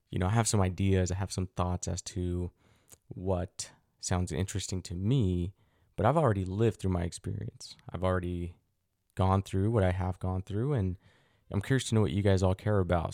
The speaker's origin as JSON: {"language": "English", "region": "Utah", "country": "United States", "tie": "born or raised there", "also_born_or_lived": "Mexico", "said": "growing up in Utah"}